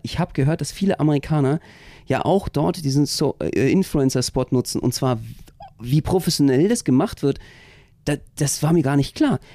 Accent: Berlin, Germany; als Berliner

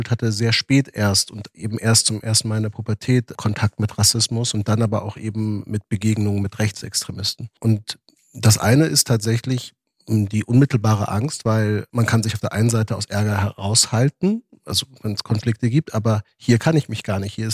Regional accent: Germany; Ich bin in diesem Land groß geworden. Es ist ein Stück weit meine Heimat.

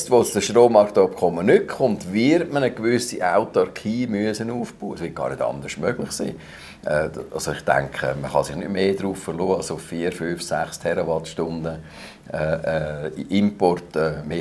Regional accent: Glarus, Switzerland; Ich komme aus dem Glarnerland, ich kenne die Gegenden

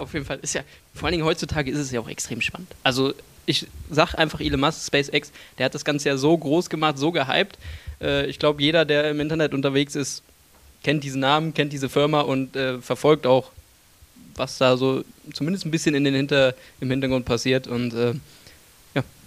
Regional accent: Cologne, North Rhine-Westphalia, Germany; Ich komme ja aus Köln

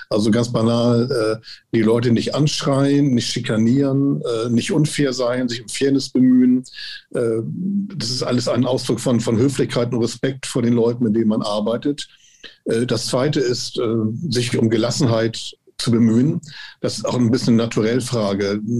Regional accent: Hamburg, Germany; born there; Also ich bin Jahrgang 55, äh, in Hamburg geboren, habe in Hamburg studiert

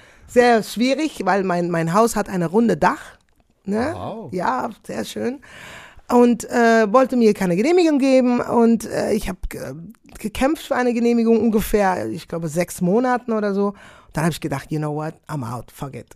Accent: Netherlands; German is a second language; moved away as an adult; now in Belgium; Ich lebe in Belgien, komme aus Holland, lebe in Belgien, arbeite sehr, sehr viel in Deutschland

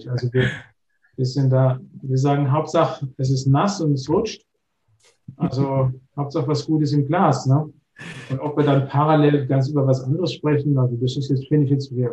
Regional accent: Rhineland-Palatinate, Germany; Da, Gerhard, da, da, muss ich als gebürtiger Pfälzer sagen

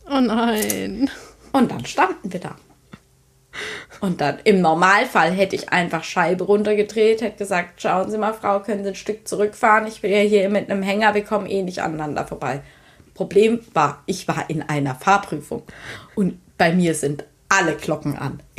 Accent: Rhineland-Palatinate, Germany; accent: Palatinate German; ich rede hier jetzt hier Pfälzer Dialekt

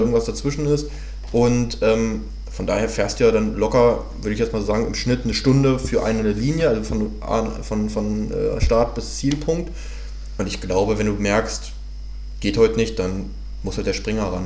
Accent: Hanover, Lower Saxony, Germany; moved away as an adult; ich war am Wochenende in der, äh, in der Heimat, also ich komme ursprünglich aus Hannover

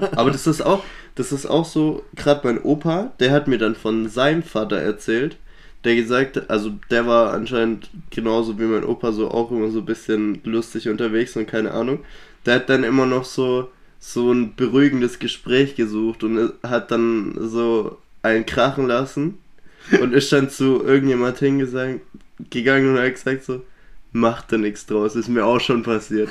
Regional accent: Swabia, Baden-Württemberg, Germany; wir kommen aus dem Schwäbischen

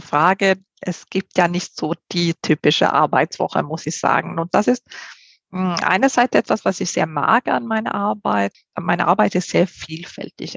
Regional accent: Sweden; German is a second language; moved away as an adult; also born or lived in Spain; now in Germany; ich komme ja ursprünglich aus Schweden bin mit einem Spanier verheiratet und äh, lebe jetzt her seit 20 Jahren in Deutschland

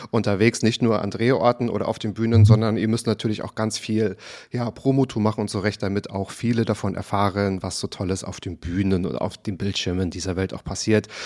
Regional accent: Waren, Mecklenburg-Vorpommern, Germany; now in Berlin, Germany; An der Müritz.

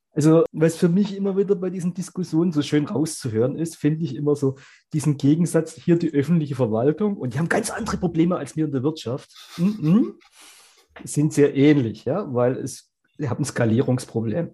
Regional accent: Baden-Württemberg, Germany; bei uns in Baden-Württemberg

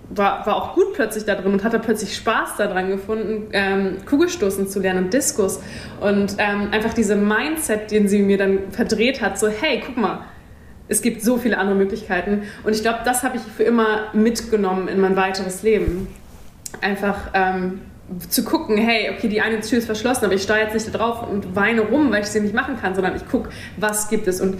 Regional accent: Kiel, Schleswig-Holstein, Germany; moved away; Kiel. Heimat, ja. forever.

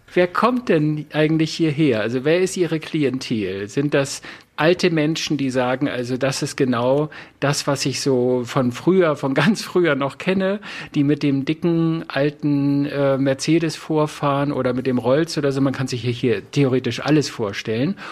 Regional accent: Northern Germany, Germany; ich komme ja aus dem Norden

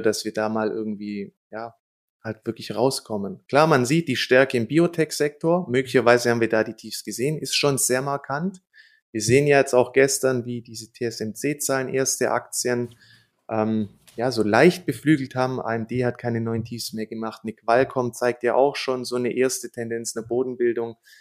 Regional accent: Germany; bei uns in Deutschland

